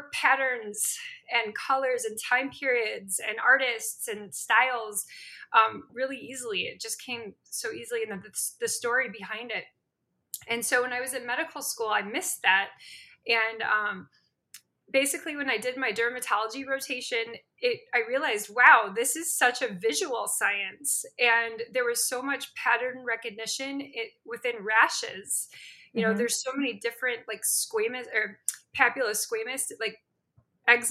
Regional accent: Chicago, Illinois, United States; also born or lived in St. Louis, Missouri / Spain / Los Angeles, California / Spokane, Washington; I'm actually from Chicago, from the suburbs

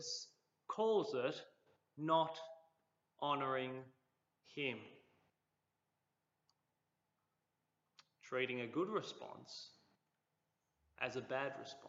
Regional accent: Cooma, New South Wales, Australia; when I was growing up in Cooma.

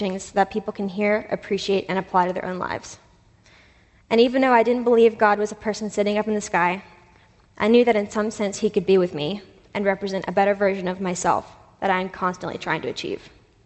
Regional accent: Asheville, North Carolina, United States; Growing up in Asheville among hippies and drum circles

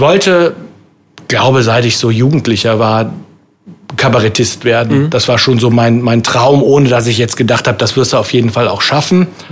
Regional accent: Windeck, North Rhine-Westphalia, Germany; also born or lived in Waldbröl; now in Bonn, Germany; bin in Windeck-Schladern groß geworden.

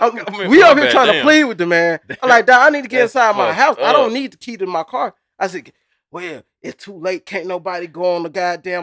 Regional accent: Texas, United States; I'm from Texas.

